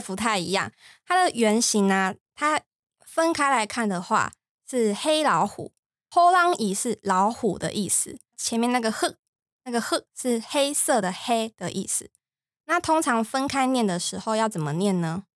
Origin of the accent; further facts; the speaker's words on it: Taiwan; 像我们台湾人